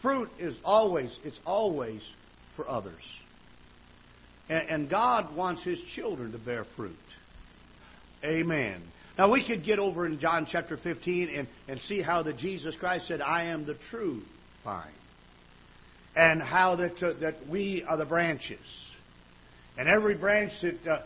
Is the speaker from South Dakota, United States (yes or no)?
no; Michigan, United States; now in Missouri, United States; I was brought up in Michigan